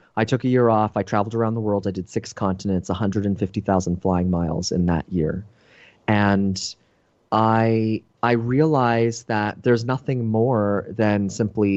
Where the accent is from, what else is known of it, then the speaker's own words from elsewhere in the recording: Toronto, Ontario, Canada; moved away; I'm originally from Toronto, Canada